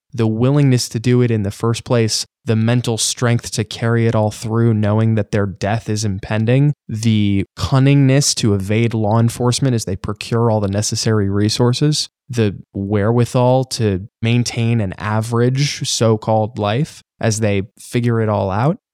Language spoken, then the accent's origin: English; New York City, New York, United States; being a New Yorker